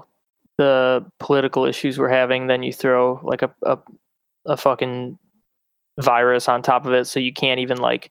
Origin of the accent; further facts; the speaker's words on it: Davisburg, Michigan, United States; moved away as an adult; now in Chicago, United States; I'm not from Clarkston, but I'm from Davisburg, which nobody knows where the fuck that is